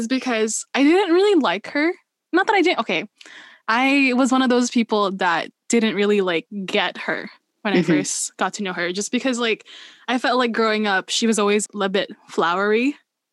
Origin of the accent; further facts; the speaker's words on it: Philippines; moved away; growing up, I was raised in the Philippines